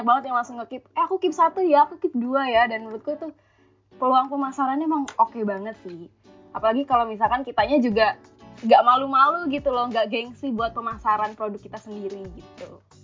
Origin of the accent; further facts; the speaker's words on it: Tangerang, Banten, Indonesia; moved away as an adult; now in Semarang, Indonesia; aku kuliahnya di Semarang sementara bisnisku ini di Tangerang gitu loh di kotaku